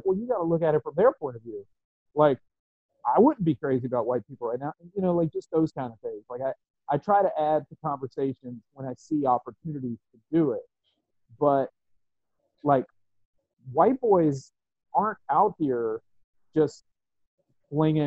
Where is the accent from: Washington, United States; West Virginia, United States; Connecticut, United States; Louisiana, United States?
West Virginia, United States; I grew up in West Virginia